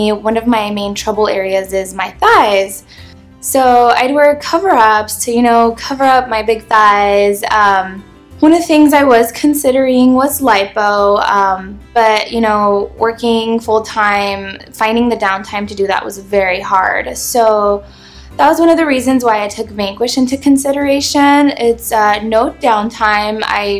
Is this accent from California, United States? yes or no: yes; California, United States; Growing up in Southern California, one of the things that I enjoyed doing is hanging out by the beach.